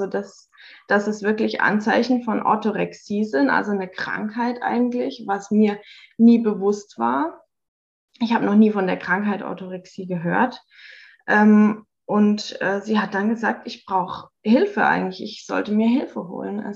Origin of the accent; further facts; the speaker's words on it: Hockenheim, Baden-Württemberg, Germany; ich bin 33, komme aus Hockenheim.